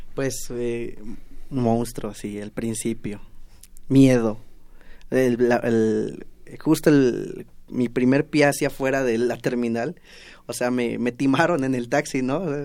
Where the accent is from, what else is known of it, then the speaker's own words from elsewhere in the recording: Tepetzintla, Veracruz, Mexico; moved away as an adult; now in Mexico City, Mexico; los tepetzintlecos